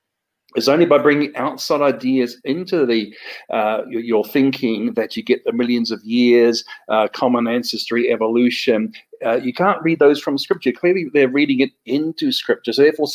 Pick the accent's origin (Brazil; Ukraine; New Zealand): New Zealand; accent: hybrid Australian and New Zealand English; also born or lived in Australia; I'm from New Zealand and Australia originally. I've probably got a hybrid accent of Australian and New Zealand English.